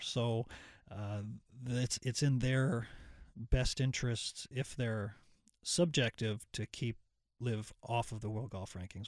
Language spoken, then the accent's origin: English; Ottawa, Ontario, Canada; now in North Carolina, United States; I grew up in Ottawa.